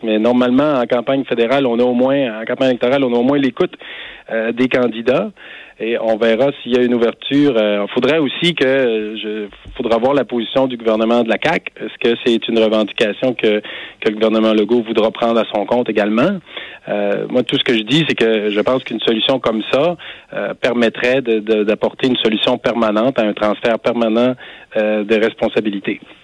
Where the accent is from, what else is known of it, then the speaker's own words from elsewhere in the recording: Gaspésie, Quebec, Canada; quand on est gaspésien